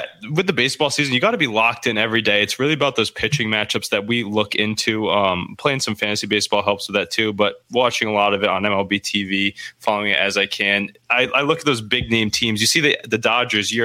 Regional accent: Rhode Island, United States; I'm from Rhode Island.

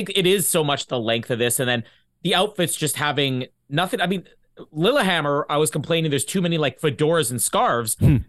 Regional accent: Canada; I'm Canadian. We tuck nothing in.

